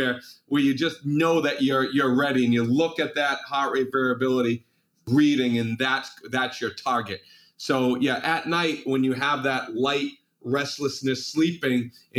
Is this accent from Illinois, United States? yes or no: no; Malden, Massachusetts, United States; I can still remember when I was 6 years old, I grew up in Malden, Massachusetts. And that was on a busy city street, cars going by.